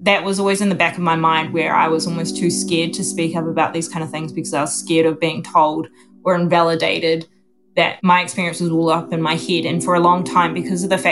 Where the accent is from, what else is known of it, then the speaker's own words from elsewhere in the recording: Auckland, New Zealand; I was born and raised in Auckland, New Zealand